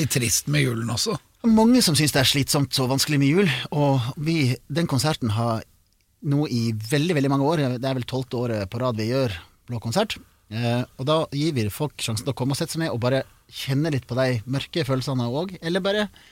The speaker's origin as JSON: {"language": "Norwegian", "area": "Sogn", "region": "Vestland", "country": "Norway", "accent": "Sogning", "said": "jeg er fra Sogn, og det er første gang jeg synger på sogning"}